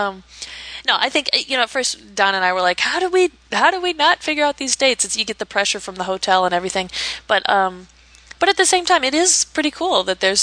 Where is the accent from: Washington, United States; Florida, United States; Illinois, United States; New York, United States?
Illinois, United States; Chicago; I'm from Chicago, so I love to show off the city